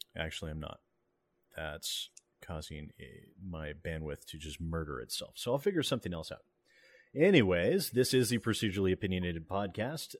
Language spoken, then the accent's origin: English; United States; I'm American